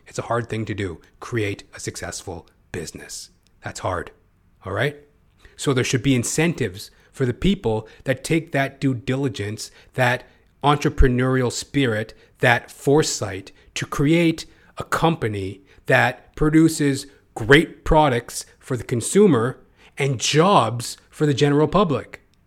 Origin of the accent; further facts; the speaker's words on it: Canada; I'm a Canadian, I'm, I don't live in America